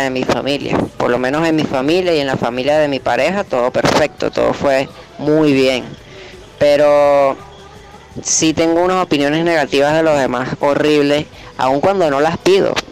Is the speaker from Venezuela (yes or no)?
yes; Venezuela; soy de Venezuela